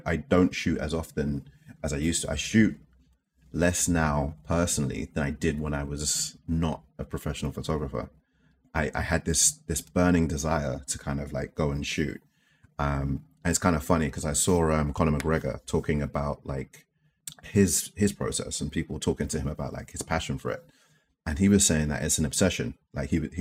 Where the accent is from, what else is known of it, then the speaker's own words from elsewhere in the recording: London, United Kingdom; I guess growing up in East London